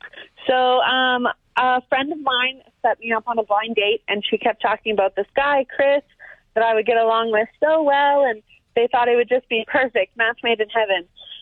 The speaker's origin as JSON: {"language": "English", "town": "Lumsden", "region": "Saskatchewan", "country": "Canada", "tie": "born or raised there", "said": "I grew up in Lumsden, tiny town in Saskatchewan. And everyone's a cousin."}